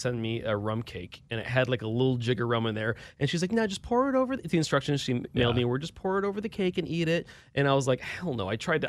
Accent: Milwaukee, Wisconsin, United States; I'm from Milwaukee, Wisconsin. Beer's in my blood, right?

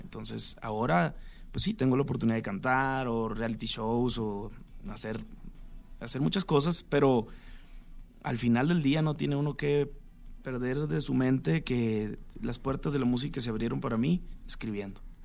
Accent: Sinaloa, Mexico; yo soy de Sinaloa también.

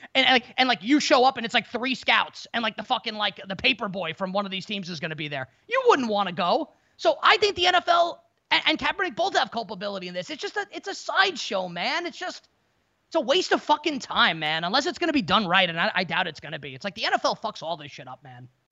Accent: New York, United States; growing up in New York

